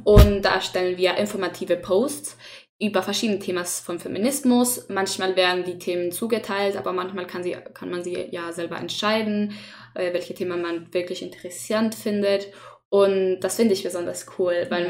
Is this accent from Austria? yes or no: no; Chile; German is a second language; moved away as an adult; now in Germany; ich komme nicht aus Deutschland. Ich komme aus Chile, das ist in Südamerika, falls ihr nicht weißt. ähm, und ich habe die ersten 19 Jahre meines Lebens da gelebt